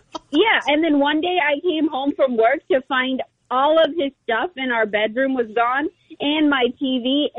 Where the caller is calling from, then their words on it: Princeton, New Jersey, United States; Oh, okay. … from Princeton.